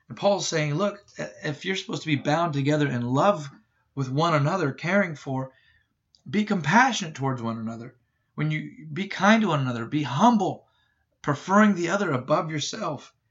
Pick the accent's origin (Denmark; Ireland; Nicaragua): Ireland; well, look, I'm Irish, so I just get angry all the time.